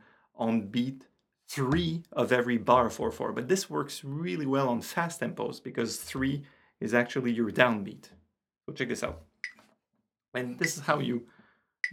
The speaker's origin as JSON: {"language": "English", "country": "Canada", "second_language": "English", "said": "I'm French Canadian."}